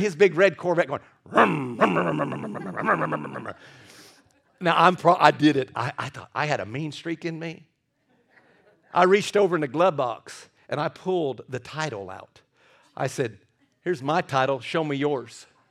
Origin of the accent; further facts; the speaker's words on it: Scottsburg, Indiana, United States; moved away as an adult; also born or lived in Carmel, Indiana; I was from Scottsburg, Indiana.